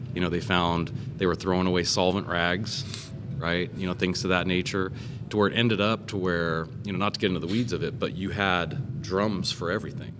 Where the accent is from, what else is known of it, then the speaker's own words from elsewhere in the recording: California, United States; growing up in California